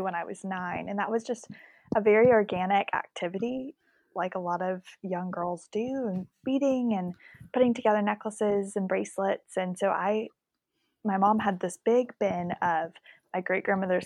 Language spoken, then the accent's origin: English; Houston, Texas, United States; moved away as an adult; now in Dallas, United States; I'm originally from Houston, but having gone to SMU, ended up in Dallas, where our Hazen & Co. office is based now.